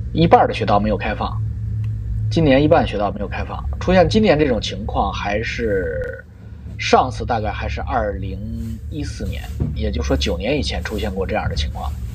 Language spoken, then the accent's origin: Chinese; China; now in Canada; 我们中国人